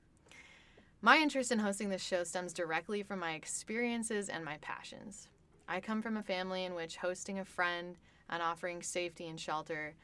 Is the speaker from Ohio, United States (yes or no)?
yes; outside of Cleveland, Ohio, United States; now in Columbus, United States; I grew up in Ohio outside of Cleveland as a child of immigrants